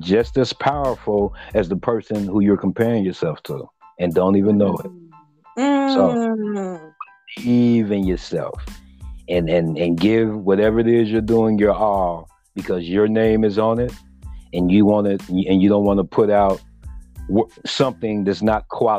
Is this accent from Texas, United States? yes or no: yes; Rosenberg, Texas, United States; I'm from Rosenberg, from a local.